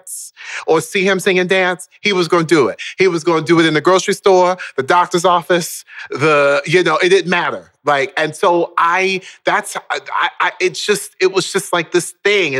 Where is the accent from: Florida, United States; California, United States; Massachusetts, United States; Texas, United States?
Florida, United States; Orlando; also born or lived in Baltimore, Maryland; we then moved down to Orlando, Florida, when I was around the age of 5